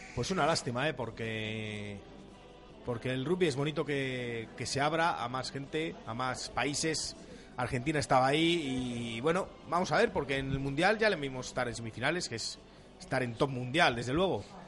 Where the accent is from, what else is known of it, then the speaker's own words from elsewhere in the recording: Avilés, Asturias, Spain; also born or lived in Cáceres; yo nací en Avilés, pero mi familia es cacereña, con lo cual soy de Carcáceres